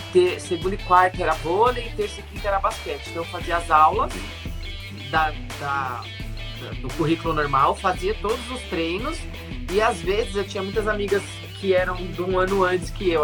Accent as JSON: {"language": "Portuguese", "region": "São Paulo", "country": "Brazil", "tie": "born or raised there", "said": "Eu nasci em São Paulo, né, sempre morei aqui."}